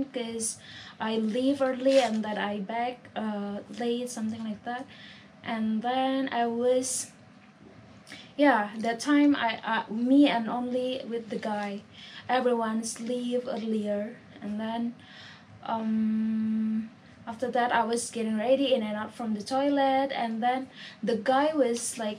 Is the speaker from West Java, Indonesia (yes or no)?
no; Jakarta, Indonesia; Well, I'm from Indonesia, and this is my last night here, and...